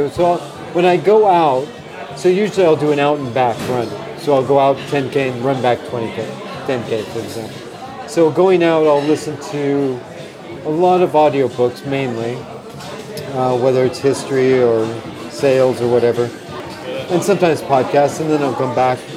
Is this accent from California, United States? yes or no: no; Colorado, United States; I grew up in Colorado.